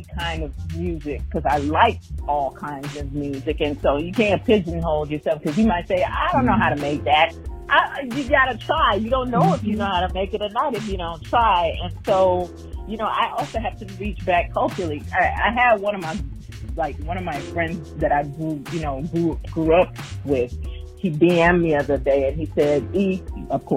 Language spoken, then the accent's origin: English; New York, United States; moved away as an adult; now in Houston, United States; I'm actually originally from New York, but I've been in Houston since 2003. So I've been here for quite a while. And the influence of both is heavy in me because, you know, growing up in New York